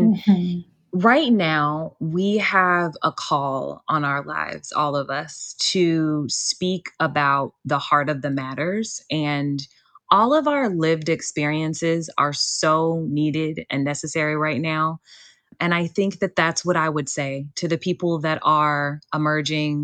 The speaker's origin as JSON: {"language": "English", "town": "Gary", "region": "Indiana", "country": "United States", "tie": "born or raised there", "also_born_or_lived": "Hobart, Indiana / Wilmington, North Carolina", "moved": "yes", "lives_now": "North Carolina, United States", "said": "I grew up in Gary, but I went to school in the Maryville, like Hobart area"}